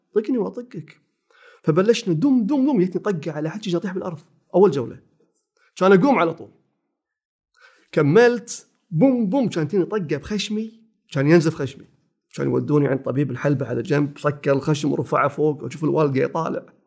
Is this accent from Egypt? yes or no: no; Kuwait; ثاني ابتدائي أولى ابتدائي بالكويت، روضة أولى